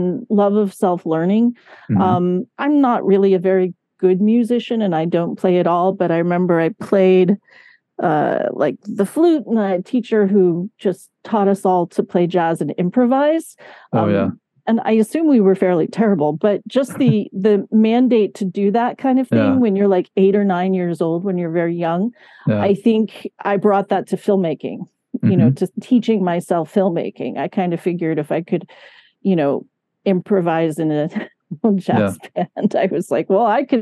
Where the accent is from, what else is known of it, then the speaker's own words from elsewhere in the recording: Catskills / Hudson Valley, New York, United States; I was born in Catskill, but actually, no, it was more like the towns I lived in were like New Paltz, Kingston, Woodstock